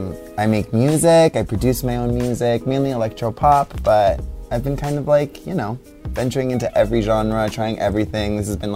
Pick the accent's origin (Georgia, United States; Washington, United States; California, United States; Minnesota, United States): California, United States; South Gate, Los Angeles, Southern; first language Spanish; English is a second language; they immigrated into this country very close to when I was born. But I was born in Southgate in Los Angeles, and we lived there until I was six, in a garage.